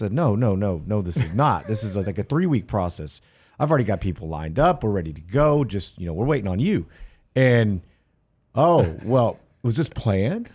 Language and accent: English; Houston, Texas, United States; I grew up in Houston where it flooded often